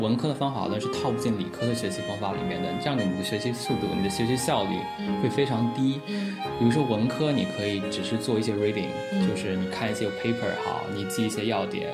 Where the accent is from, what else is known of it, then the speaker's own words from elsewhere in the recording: Huzhou, Zhejiang, China; moved away as an adult; 其实我呢，自我定位一直是一个小镇青年，然后我在大学出国之前，其实一直是在我的家乡，我家乡是一个浙江的一个小城，然后叫湖州，然后它是以这个毛笔出名，之前有苏轼也做过他的那个知府。然后我初中、高中其实都是在家乡最好的高中读的